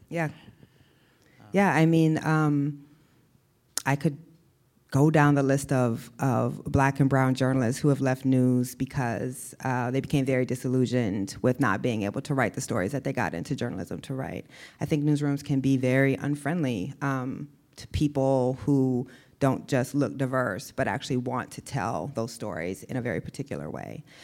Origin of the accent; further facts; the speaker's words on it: Iowa, United States; moved away as an adult; also born or lived in the South; I grew up in Iowa